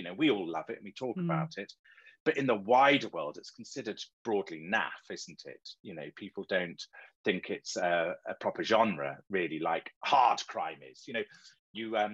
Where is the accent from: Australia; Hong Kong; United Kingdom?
United Kingdom; Marlow, South East England; Marlow, which is my hometown where I live